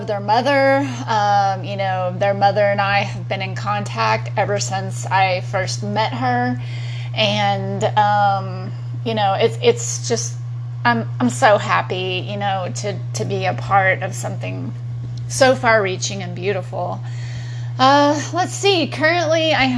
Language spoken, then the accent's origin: English; Texas, United States; also born or lived in Long Beach, California; now in Austin, United States; I grew up in Texas